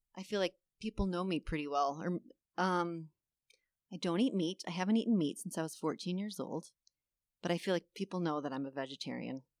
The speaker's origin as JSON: {"language": "English", "town": "Buffalo", "region": "New York", "country": "United States", "moved": "as an adult", "said": "I am originally from Buffalo, New York, and we moved here back in twenty fifteen"}